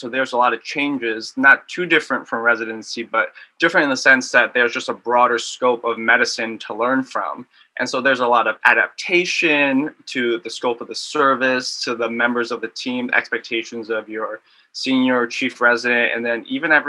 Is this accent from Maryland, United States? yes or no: yes; Maryland, United States; moved away as an adult; now in Michigan, United States; I'm a fourth year at Michigan. I was actually born and raised in Maryland. My parents had immigrated over in the early 90s and just stayed there ever since. Immigrated from Vietnam.